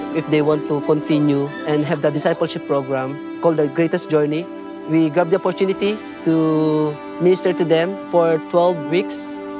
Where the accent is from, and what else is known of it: Philippines; born or raised there